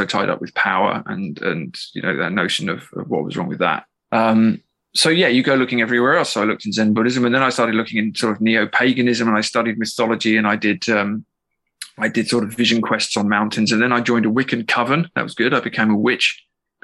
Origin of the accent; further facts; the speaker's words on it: England, United Kingdom; now in Ireland; I'm English